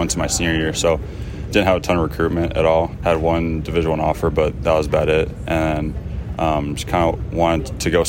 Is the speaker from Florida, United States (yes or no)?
no; Cedar Rapids, Iowa, United States; moved away; Cedar Rapids was a great hometown for me